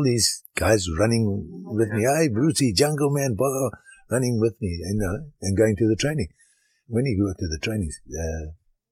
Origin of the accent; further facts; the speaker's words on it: Harare, Zimbabwe; also born or lived in Durban, South Africa / Shamva, Rhodesia; And when I was 2 months old, my parents went up to Rhodesia.